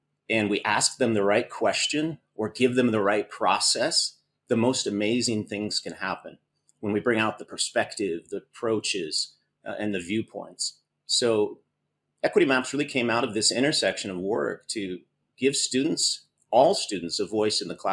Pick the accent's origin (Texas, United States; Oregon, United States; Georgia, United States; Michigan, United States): Oregon, United States; moved away as an adult; now in Greece; I'm originally from Oregon and grew up on the coast in Oregon